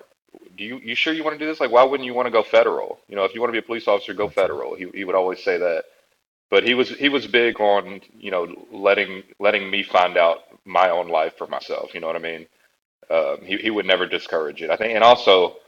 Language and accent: English; Louisville, Kentucky, United States; I was raised in what's referred to as the West End of Louisville